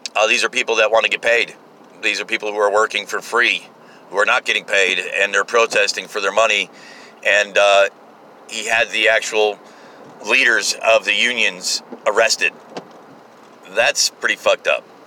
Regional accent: United States; I kind of like being American

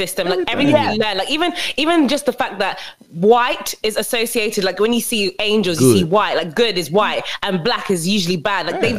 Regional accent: United Kingdom; I always say I'm Nigerian, and everyone was telling me, "No … you're born here, you're British, and I'm like, "Yeah, I don't give a fuck, I'm Nigerian." Like, I only identify as Nigerian, even though I was

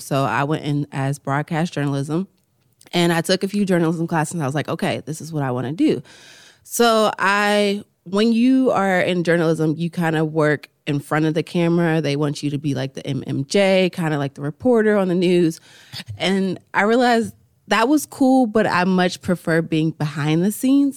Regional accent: Farrell, Pennsylvania, United States; I'm from Farrell

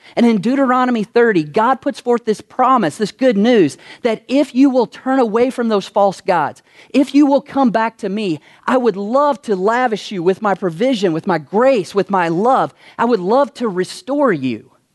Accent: Kentucky, United States; moved away as an adult; now in Las Vegas, United States; I'm from Kentucky

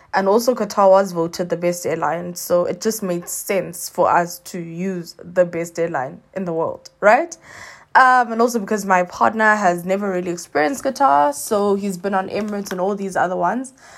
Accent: South Africa; as a South African, you end up having to now do four P C R tests

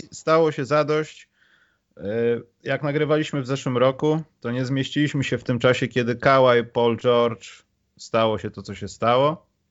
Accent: Poland; my z Polski

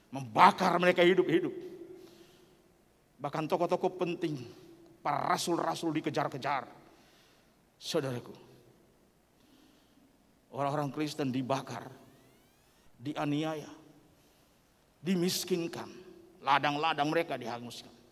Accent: North Sulawesi, Indonesia; Saya datang dari Minahasa ketika putra saya sakit.

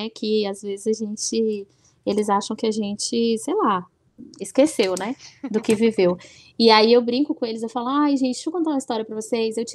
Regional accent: Bahia, Brazil; sou baiana, eu ia pro Carnaval de Salvador.

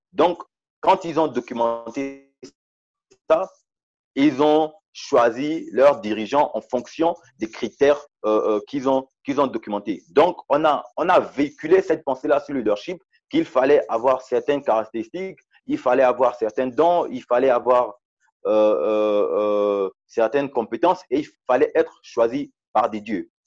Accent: Gabon; moved away as an adult; also born or lived in Port-Gentil, Gabon / Libreville, Gabon; now in South Africa; passé la moitié de, de, mon enfance, mon adolescence euh, au village. Et c'est lorsque j'ai eu, euh, lorsque j'ai eu le CEP, l'entrée au, au, au, collège, que je suis allé euh, à Port-Gentil

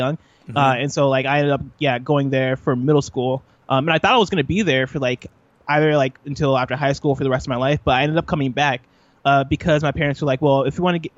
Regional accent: Illinois, United States; also born or lived in Nigeria; So I was born in Illinois. I grew up in Illinois.

